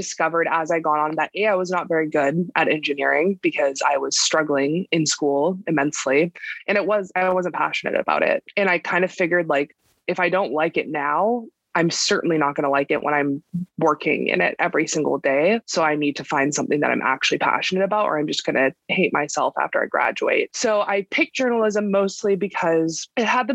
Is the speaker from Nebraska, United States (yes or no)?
no; California, United States; I was born and raised in California